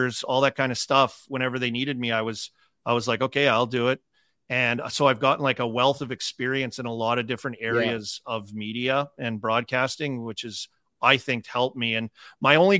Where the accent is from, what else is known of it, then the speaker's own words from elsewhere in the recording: Saskatoon, Saskatchewan, Canada; I loved growing up in Saskatchewan